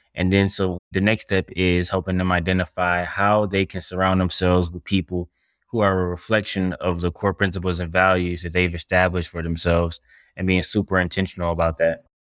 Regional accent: Detroit, Michigan, United States; I'm from Detroit, Michigan

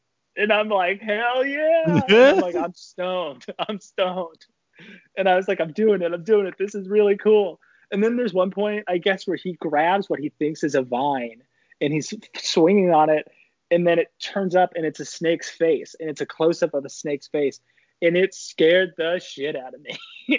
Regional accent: Kenilworth, United States; growing up in Kenilworth and being like not even like a full fledged teenager, being like a middle schooler in Kenilworth

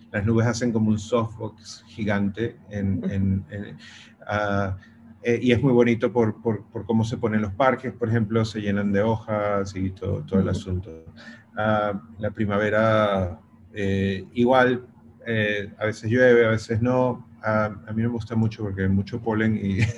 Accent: Venezuela; soy de Venezuela, he hecho fotos en Venezuela.

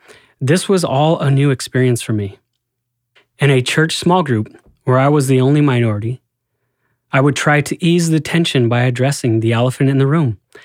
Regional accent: Albuquerque, New Mexico, United States; now in Portland, United States; I am also Latino. I was born and raised in Albuquerque, New Mexico, where the minority is the majority in much of the city. When I first moved to Portland

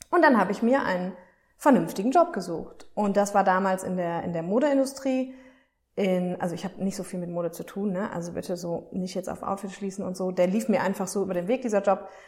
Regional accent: Aachen, North Rhine-Westphalia, Germany; Damals habe ich in Düsseldorf gearbeitet, also ich komme aus Aachen übrigens.

